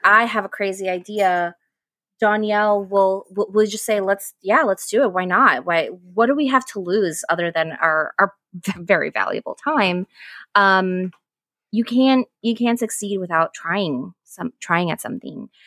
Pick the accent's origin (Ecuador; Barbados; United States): Ecuador; moved away; I'm from Ecuador